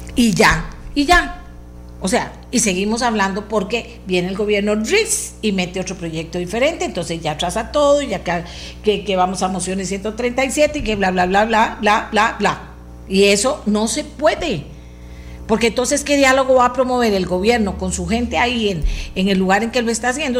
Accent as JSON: {"language": "Spanish", "country": "Costa Rica", "said": "soy costarricense y vivo en este país"}